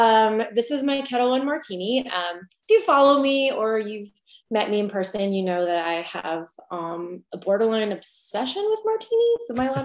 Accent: San Francisco, California, United States; moved away as an adult; also born or lived in Dallas, Texas / Spain / Denver, Colorado; now in Nashville, United States; So I grew up in San Francisco. I'm actually a Californian, lived there for most of my life. And then about 7 years ago, my husband and I left for his work.

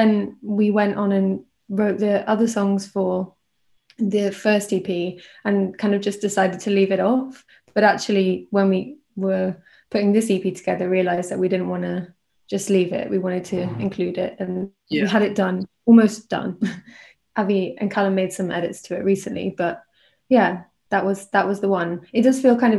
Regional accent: near Bristol, South West England, United Kingdom; moved away as an adult; now in London, United Kingdom; I grew up in near Bristol.

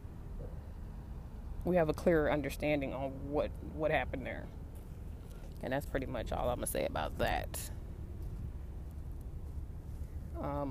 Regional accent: West Coast, United States; I'm from the West Coast.

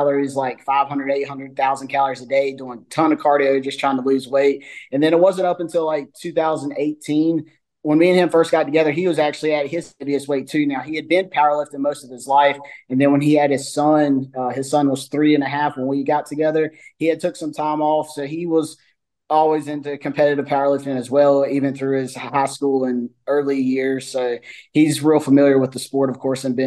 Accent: North Carolina, United States; North Carolina, born and raised

